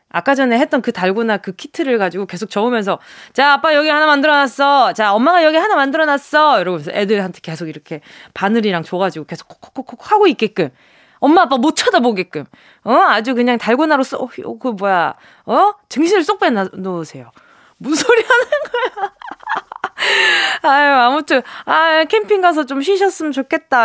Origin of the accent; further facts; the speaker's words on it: Busan, South Korea; 제 고향이다